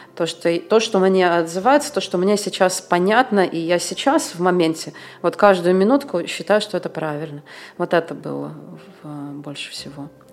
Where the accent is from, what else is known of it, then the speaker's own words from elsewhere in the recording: Moscow, Russia; moved away as an adult; also born or lived in India / Thailand; now in Bulgaria; я в 19 лет уехала из Москвы